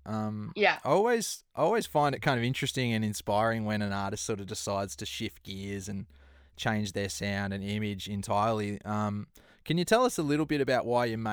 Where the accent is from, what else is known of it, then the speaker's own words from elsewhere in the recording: Melbourne, Victoria, Australia; now in Copenhagen, Denmark; I'm in Copenhagen in Denmark. Yeah, but I'm from Melbourne and all my family are in Melbourne